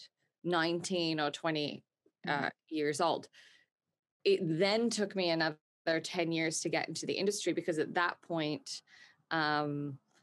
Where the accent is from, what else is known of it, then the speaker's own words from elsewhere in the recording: Australia; I grew up in Australia